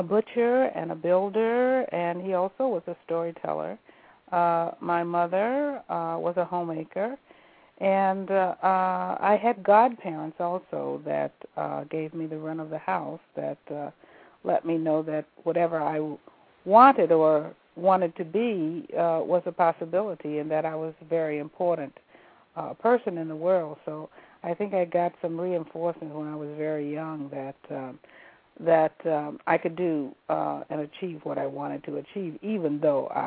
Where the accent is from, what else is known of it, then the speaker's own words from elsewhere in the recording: Bessemer, Alabama, United States; I grew up in Alabama, in Bessemer, Alabama, small town outside of Birmingham, Alabama